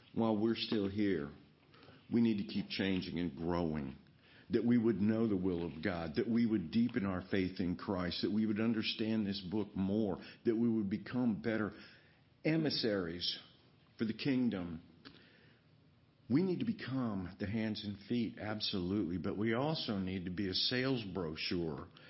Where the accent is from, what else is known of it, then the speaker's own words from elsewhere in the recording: Virginia, United States; growing up in Virginia, riding a horse